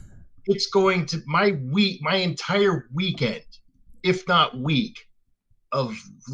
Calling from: Dartmouth, Nova Scotia, Canada; Where I'm calling from is Dartmouth, Nova Scotia, Canada.

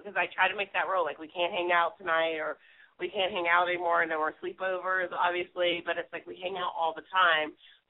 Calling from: New York City, New York, United States; I'm 30. I'm calling from New York City.

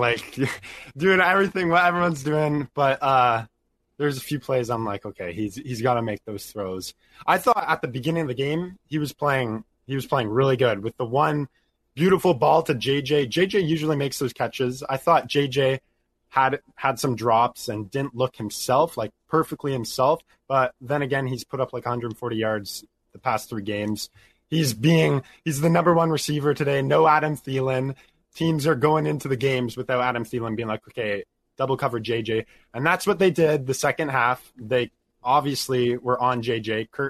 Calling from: Ontario, Canada; I'm calling from Canada, Ontario.

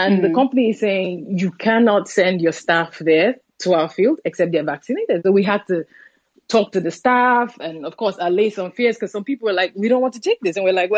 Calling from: Nigeria; Like the last speaker, I'm calling from Nigeria.

